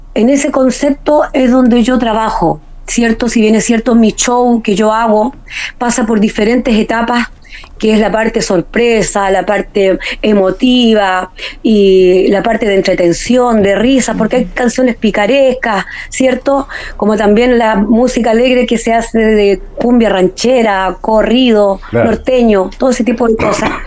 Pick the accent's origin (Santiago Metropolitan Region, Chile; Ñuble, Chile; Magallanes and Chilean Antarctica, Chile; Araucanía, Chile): Magallanes and Chilean Antarctica, Chile; soy la rancherita de Magallanes